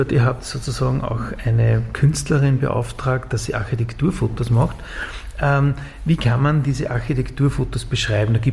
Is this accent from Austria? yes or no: yes; Upper Austria, Austria; Ja, ich komme aus Oberösterreich und dann war ich, wie ich dann in, in, Linz in diesem Studio war